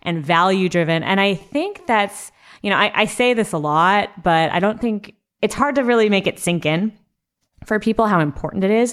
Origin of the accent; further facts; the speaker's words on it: Southern California, United States; my family's Mexican, and I grew up in Southern California.